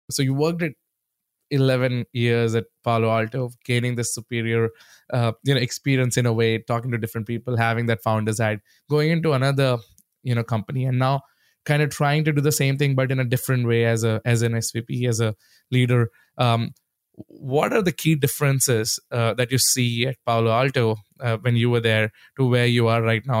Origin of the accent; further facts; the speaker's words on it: India; moved away; growing up in India, that was the only place we had some sort of internet access